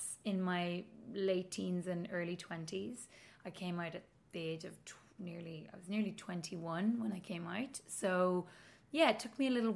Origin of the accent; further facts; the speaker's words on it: Donegal, Ulster, Ireland; moved away as an adult; also born or lived in Coleraine / Belfast; now in Dublin, Ireland; I'm from Donegal